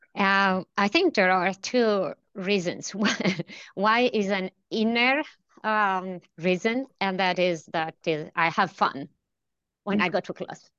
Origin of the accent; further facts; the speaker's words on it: central Italy, Italy; moved away as an adult; also born or lived in Delft, Netherlands; now in Stockholm, Sweden; brought me from a little town in uh, central Italy to um, uh, Stockholm. Um, I'm originally from Italy.